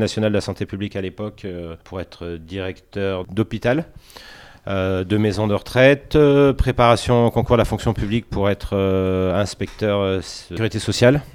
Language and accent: French; Grenoble, Auvergne-Rhône-Alpes, France; Je suis de Grenoble, oui. Ok. Né à la tronche comme une grosse, une grosse partie des Grenoblois